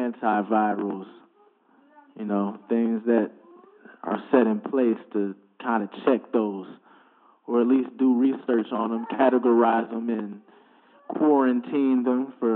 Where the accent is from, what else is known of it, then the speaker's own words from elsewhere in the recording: Ohio, United States; also born or lived in DMV / upstate New York / Texas; it's weird to say I'm from Ohio, because I moved around way too much. I lived in the DMV and upstate New York, Texas a lot of the time. I went to school down there